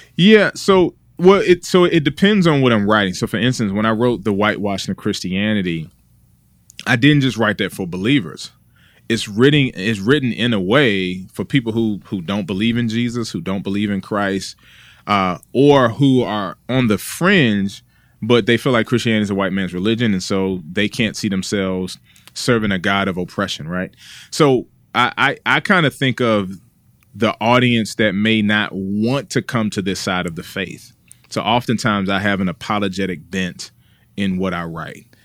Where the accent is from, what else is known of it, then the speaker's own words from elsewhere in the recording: Washington, District of Columbia, United States; also born or lived in Junction City, Kansas; now in Raleigh, United States; I'm originally from, uh, Washington, D C, uh, born and raised there